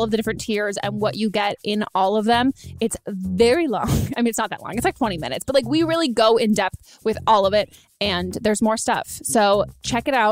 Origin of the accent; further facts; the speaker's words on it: California, United States; I grew up in California